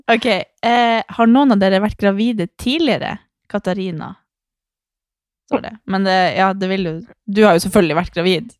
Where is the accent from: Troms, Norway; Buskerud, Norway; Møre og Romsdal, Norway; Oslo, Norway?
Troms, Norway; Harstad; also born or lived in Svalbard; jeg kom til Harstad. For jeg hadde jo bodd på Svalbard, og så kom jeg i barnehagen